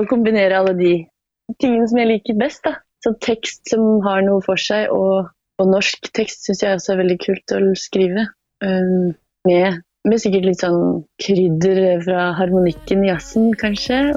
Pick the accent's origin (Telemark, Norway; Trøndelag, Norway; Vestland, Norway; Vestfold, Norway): Telemark, Norway; Porsgrunn; Nei da, det er jeg ikke. Men jeg er fra Porsgrunn. Porsgrunn, ja.